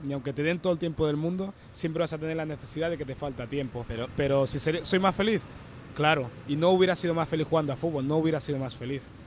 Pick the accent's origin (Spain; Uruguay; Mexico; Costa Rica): Spain; Barcelona, Catalonia; also born or lived in Equatorial Guinea / Canary Islands; vivimos en Canarias a los 9 años que vine a Barcelona